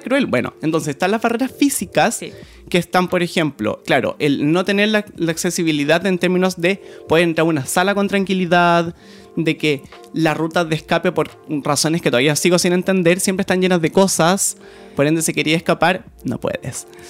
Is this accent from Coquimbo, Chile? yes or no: no; Sixth Region, O'Higgins, Chile; Soy del campo, de la sexta región